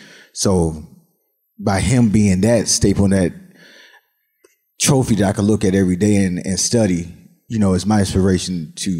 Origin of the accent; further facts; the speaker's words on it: Miami, Florida, United States; now in Atlanta, United States; growing up in Miami, Florida